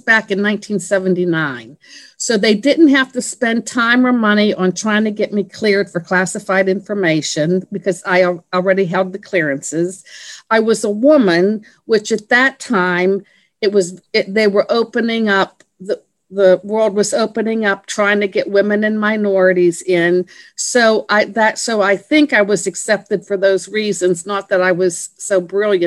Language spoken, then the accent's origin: English; Pennsylvania, United States; moved away as an adult; also born or lived in Washington, D.C. area; I was born and raised in Pennsylvania